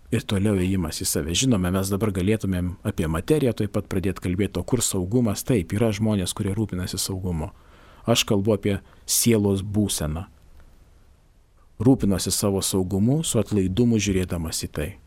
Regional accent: Lithuania; Mes lietuviai mes šiek tiek esam besidžiaugiantis kaimyno nelaimę.

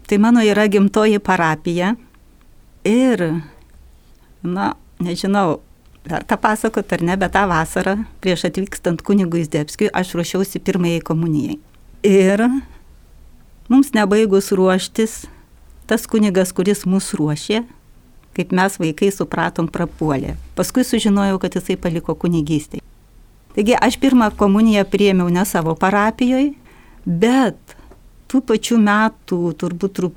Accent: Šlavantai, Alytus County, Lithuania; moved away as an adult; kai aš išvažiavau iš Lavantų, tai yra, kai man sukako 18 metų

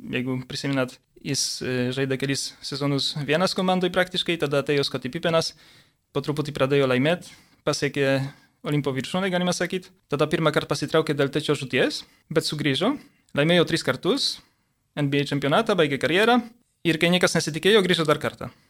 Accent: Poland; moved away as an adult; now in Lithuania; aš užaugau Lenkijoje, 18 metų persikėliau į Lietuvą.

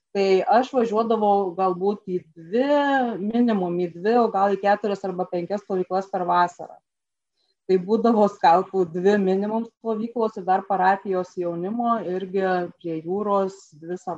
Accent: Suvalkija, Lithuania; mes suvalkiečiai

